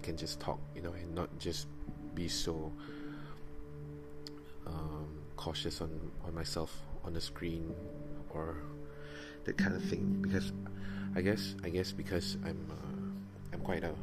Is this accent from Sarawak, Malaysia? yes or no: yes; Miri, Sarawak, Malaysia; also born or lived in Kuching, Sarawak; I'm from Miri. I was born in Kuching, Sarawak, and was raised in Miri since I was like what, 3 years